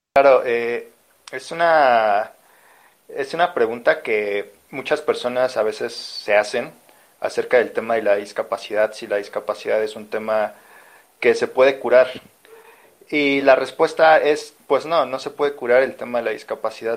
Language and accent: Spanish; Mexico City, Mexico; de la Ciudad de México